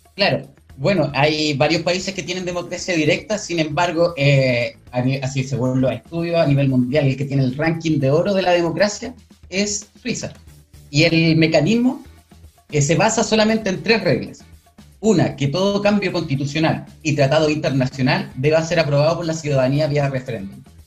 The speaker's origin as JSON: {"language": "Spanish", "town": "Talcahuano", "region": "Biobío", "country": "Chile", "said": "soy del, eh, de Talcahuano, del Distrito 20."}